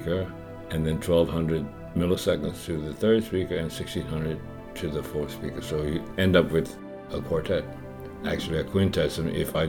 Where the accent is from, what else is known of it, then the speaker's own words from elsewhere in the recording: Cecilia, Louisiana, United States; moved away; also born or lived in New York; I grew up in Cecilia, Louisiana, born on November 16th, 1938.